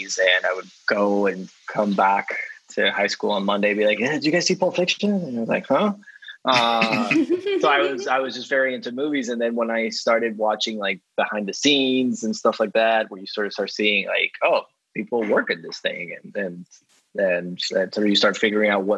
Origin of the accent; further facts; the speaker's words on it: Dominican Republic; moved away; I grew up in the Dominican Republic